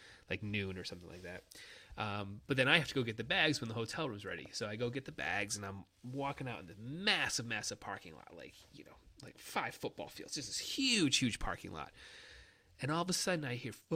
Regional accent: Michigan, United States; I'm from Michigan

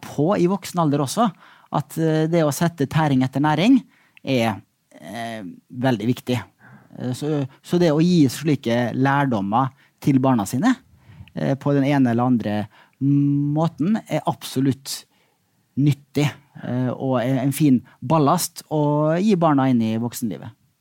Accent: Molde, Møre og Romsdal, Norway; Molde, der jeg vokste opp.

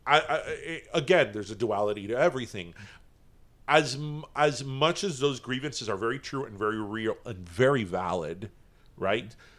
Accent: United States; as an American

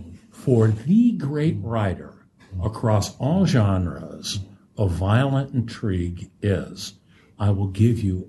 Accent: United States; I'm an American

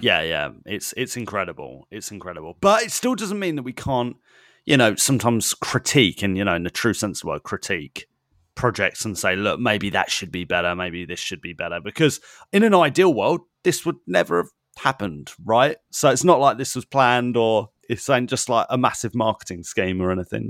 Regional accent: United Kingdom; as a British person, as a European

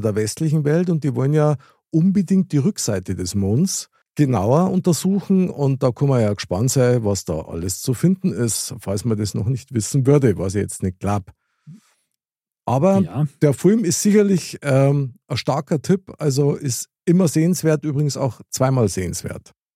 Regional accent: Bavaria, Germany; bei uns in Bayern

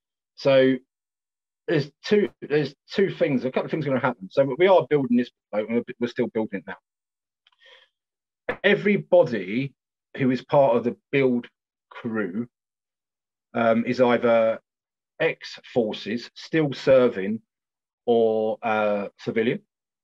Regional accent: South East England, United Kingdom; You know, we come from Kent, and you know, one of the lads comes quite a long way, actually.

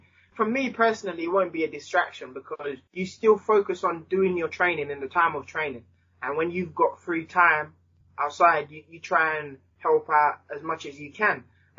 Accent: Jamaica; now in England; And as I said, myself, especially when I moved from Jamaica to England, just the amount of people that helped me in sport and outside of sport and my whole community.

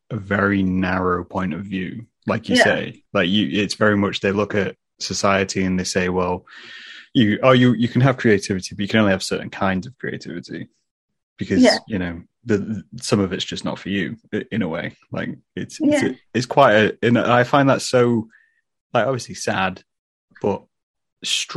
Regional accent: England, United Kingdom; we're English

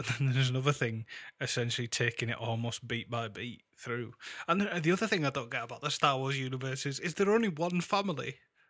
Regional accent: Bath, South West England, United Kingdom; I'm 34 from Bath.

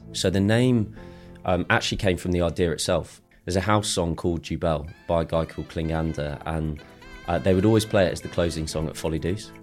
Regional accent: London, United Kingdom; also born or lived in Chicago, United States / Ashford, Surrey / Exeter; I grew up in Ealing. So, I grew up West London area, uh, till seven, then moved to the States, actually. So, I lived in Chicago for five years and then came back to Ashford

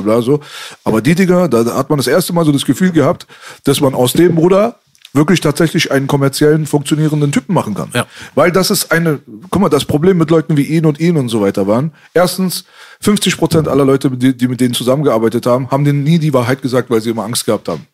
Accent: Berlin, Germany; bei uns in Kreuzberg

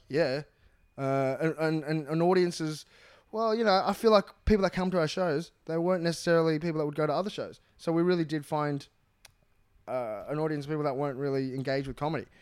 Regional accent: Australia; I'm from Australia

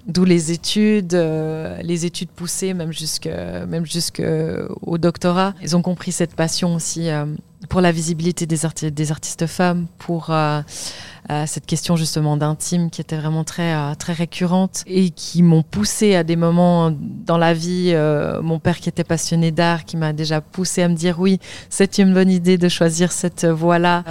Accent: Lausanne, Vaud, Switzerland; j'ai grandi à Lausanne en Suisse

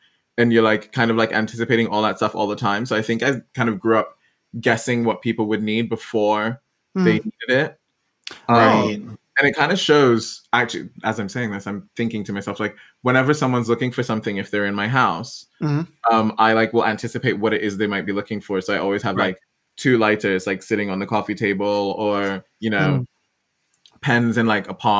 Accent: Ghana; I'm Ghanaian by origin, moved around a lot, but like I'm Ghanaian. And so very West African upbringing.

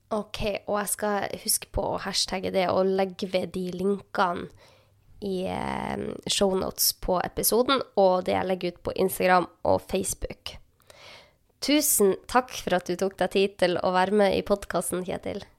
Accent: Northern Norway, Norway; jeg er jo fra Nord-Norge

